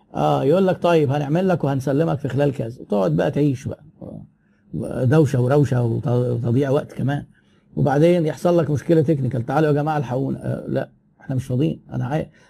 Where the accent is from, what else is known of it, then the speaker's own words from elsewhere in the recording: Egypt; احنا عندنا في مصر